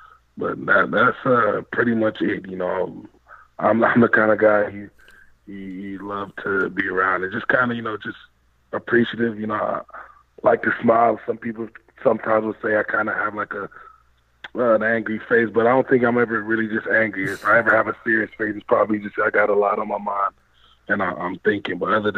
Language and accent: English; Canada; Yeah, but I'm Jamaican. So I mean, both my parents are Jamaican. So I was a Canadian basically living in a Jamaican home.